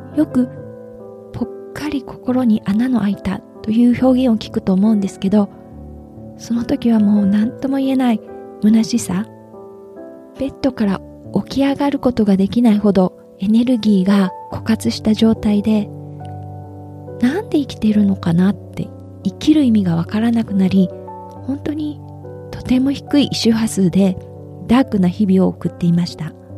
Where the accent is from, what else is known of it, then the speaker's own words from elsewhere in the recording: Nagoya, Aichi, Japan; moved away as an adult; now in California, United States; 私は愛知県名古屋市で生まれました